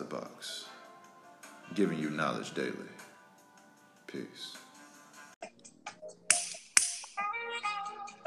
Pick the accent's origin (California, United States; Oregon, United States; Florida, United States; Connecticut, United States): Florida, United States; I'm from Florida.